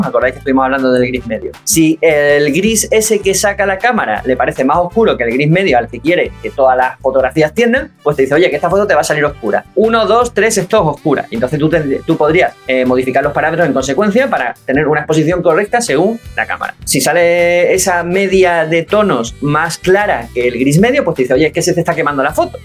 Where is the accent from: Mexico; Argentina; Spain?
Spain; Ceuta; información de mi tierra, que es RTVC, Radio Televisión Ceuta